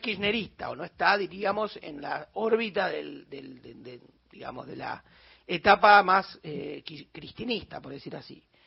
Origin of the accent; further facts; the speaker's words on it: Buenos Aires, Argentina; Denota mi porteñismo extremo